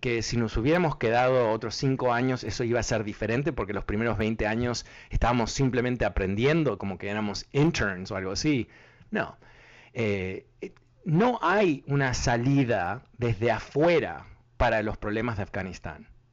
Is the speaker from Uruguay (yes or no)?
yes; Uruguay; soy uruguayo